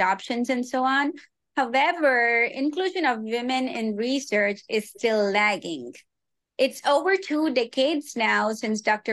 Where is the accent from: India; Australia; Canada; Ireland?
India; Hyderabad, Telangana; moved away as an adult; also born or lived in Mauritius; now in Long Beach, United States; worked at a cardiac hospital in my hometown Hyderabad